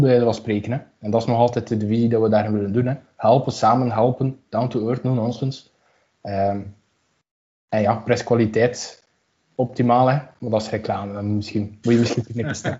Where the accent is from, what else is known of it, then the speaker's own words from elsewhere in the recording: Aalst, Flanders, Belgium; moved away as an adult; now in Ghent, Belgium; ik kom uit Aalst